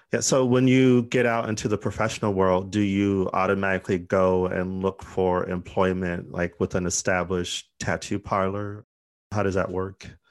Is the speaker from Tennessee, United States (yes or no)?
no; Arizona, United States; We're from Arizona